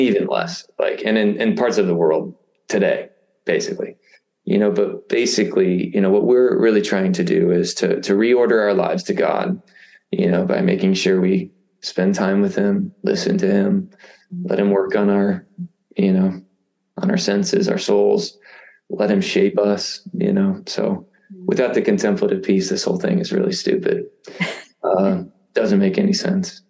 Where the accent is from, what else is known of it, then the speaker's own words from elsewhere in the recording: Indiana, United States; I grew up in Indiana. I, I live basically back where you know where where I I started